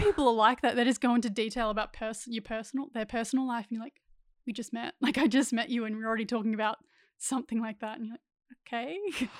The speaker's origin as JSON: {"language": "English", "town": "Ballarat", "region": "Victoria", "country": "Australia", "tie": "born or raised there", "also_born_or_lived": "Central Coast, New South Wales", "moved": "as an adult", "said": "grew up in Ballarat, Victoria"}